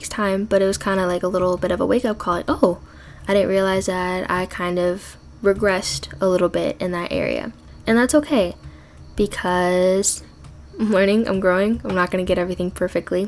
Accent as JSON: {"language": "English", "region": "Midwest", "country": "United States", "tie": "born or raised there", "also_born_or_lived": "Minnesota", "said": "I live in Minnesota. I grew up in the Midwest"}